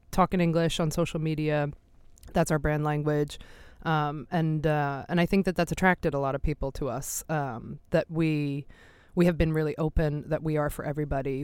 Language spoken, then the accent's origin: English; Philadelphia, Pennsylvania, United States; moved away as an adult; now in Sweden; I am from Philadelphia originally in the United States but have been an expat for a long time